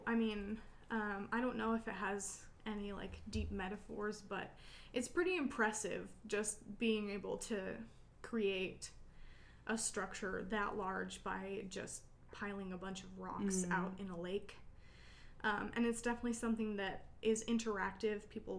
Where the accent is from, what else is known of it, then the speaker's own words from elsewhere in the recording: Kodiak, Alaska, United States; also born or lived in Kenai; Yeah, I grew up in Kodiak and Kenai, so I miss the beach.